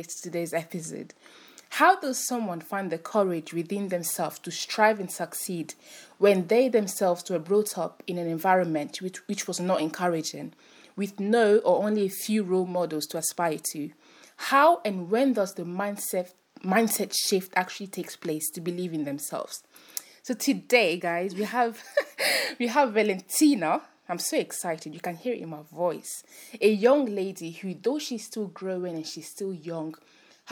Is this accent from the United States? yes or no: no; France; now in United Kingdom; I was born in France and then mm-hmm. I moved to the UK